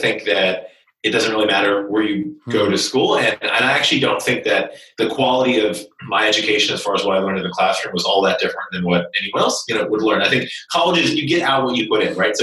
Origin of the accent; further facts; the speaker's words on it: Kentucky, United States; So I was born and raised in Kentucky and grew up in a small town in central Kentucky.